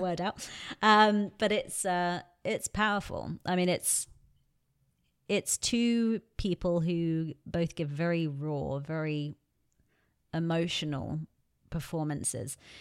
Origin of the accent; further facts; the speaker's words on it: England, United Kingdom; growing up in England